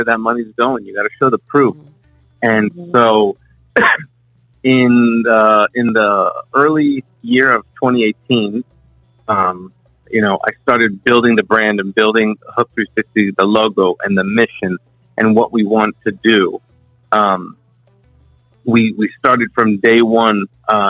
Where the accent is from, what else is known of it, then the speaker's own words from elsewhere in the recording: South Florida, United States; born and raised in South Florida. Been here my whole life.